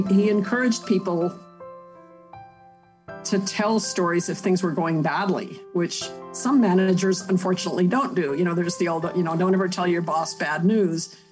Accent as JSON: {"language": "English", "town": "Huntsville", "region": "Alabama", "country": "United States", "tie": "born or raised there", "said": "I was born in Huntsville"}